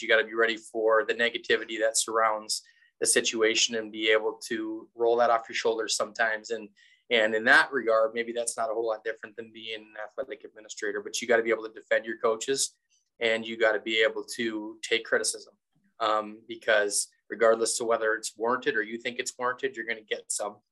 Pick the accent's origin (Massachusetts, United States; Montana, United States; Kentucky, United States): Montana, United States; Glasgow; also born or lived in North Dakota / Wyoming; I'm in my hometown, so Glasgow, Montana